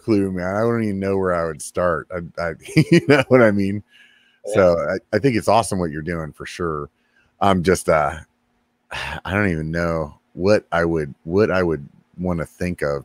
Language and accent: English; Pennsylvania, United States; now in California, United States; I'm from Pennsylvania originally